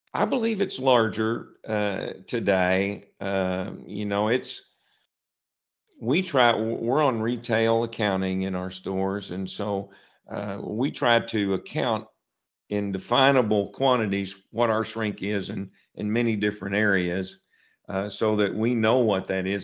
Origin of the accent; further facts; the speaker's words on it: Piggott, Arkansas, United States; I had been working at a, a grocery store in my hometown of Piggott